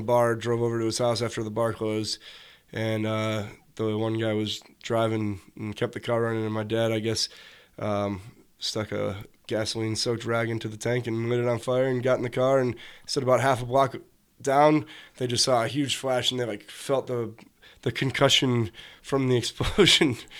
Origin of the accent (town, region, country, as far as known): Joliet, Illinois, United States; born or raised there; also born or lived in Chicago / Hometown, Illinois / Oak Lawn, Illinois